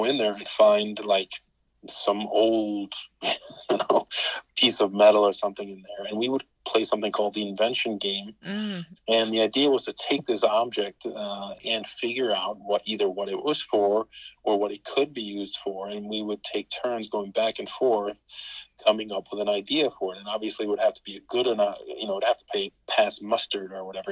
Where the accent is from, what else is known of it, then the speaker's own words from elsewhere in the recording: Copenhagen, Capital Region of Denmark, Denmark; I grew up in Copenhagen, one of the outer boroughs of Copenhagen.